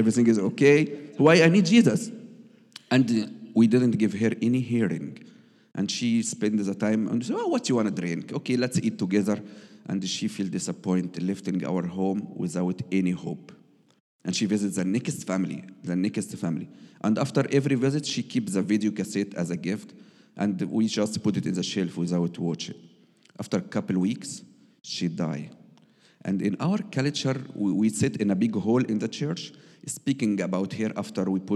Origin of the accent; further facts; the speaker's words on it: Egypt; English is a second language; now in Germany; I am Egyptian, and I married from Sarah